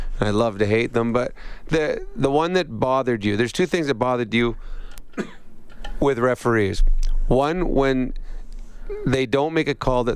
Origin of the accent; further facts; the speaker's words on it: Edmonton, Alberta, Canada; my hometown here at Edmonton